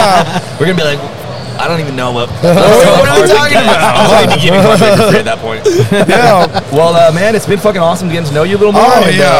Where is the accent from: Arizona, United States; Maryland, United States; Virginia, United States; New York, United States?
New York, United States; New York City; I'm from New York City